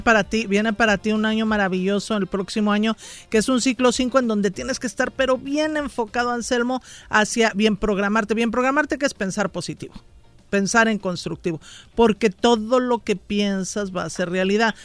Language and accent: Spanish; Mexico City, Mexico; del DF